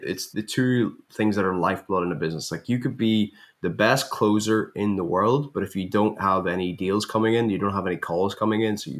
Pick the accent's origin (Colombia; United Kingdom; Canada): United Kingdom; Northern Ireland; I'm from Northern Ireland.